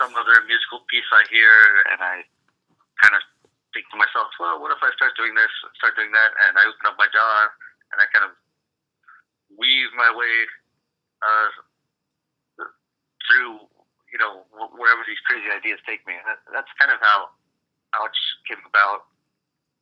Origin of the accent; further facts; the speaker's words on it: Prescott, Arizona, United States; moved away as an adult; also born or lived in Oregon; now in Portland, United States; I grew up in Prescott, Arizona